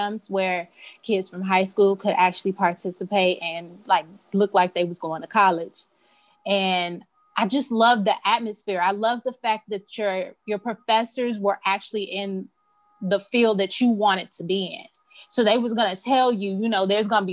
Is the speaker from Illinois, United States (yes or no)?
yes; Chicago, Illinois, United States; Grew up on the south side of Chicago, like southeast side